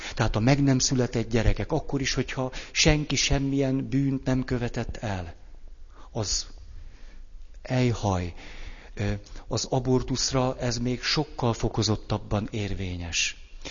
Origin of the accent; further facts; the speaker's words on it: Hungary; kicsiny hazánkban rengeteg elgyászolatlan fájdalom és sérelem van azzal kapcsolatban, hogy mi egy kemény, meg egy puha diktatúrában nőttünk föl